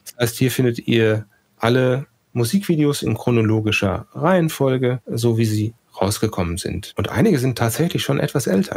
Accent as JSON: {"language": "German", "area": "Sauerland", "region": "North Rhine-Westphalia", "country": "Germany", "moved": "yes", "said": "wir sind alle schon mal aus dem Sauerland weggezogen"}